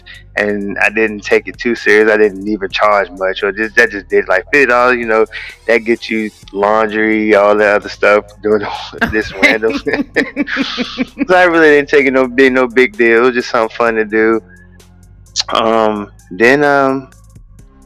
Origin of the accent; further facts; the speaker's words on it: Chesapeake, Virginia, United States; moved away as an adult; also born or lived in North Carolina; now in Maryland, United States; from Chesapeake, Virginia